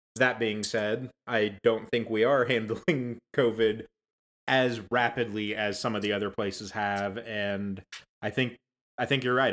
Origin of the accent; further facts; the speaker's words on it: United States; I'm I'm a lifetime American. I was born and raised here